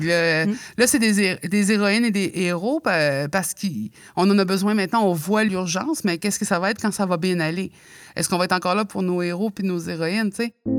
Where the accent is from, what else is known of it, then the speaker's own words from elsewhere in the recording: Mingan, Quebec, Canada; je viens de Mingan, je suis nous de, la basse côte nord